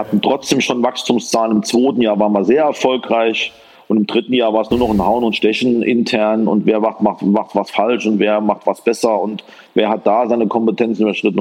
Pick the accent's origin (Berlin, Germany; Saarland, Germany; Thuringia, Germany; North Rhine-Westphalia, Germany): Saarland, Germany; also born or lived in Paderborn; Bin geboren im schönen Saarland, äh, dort als Sohn eines Fachgroßhändlers